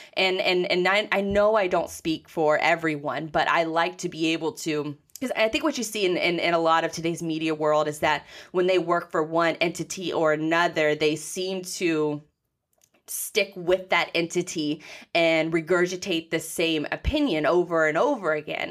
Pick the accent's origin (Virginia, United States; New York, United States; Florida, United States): Florida, United States; Jacksonville; I was born and raised in Jacksonville, so I've grown up with the, with the team and, and, and with the city.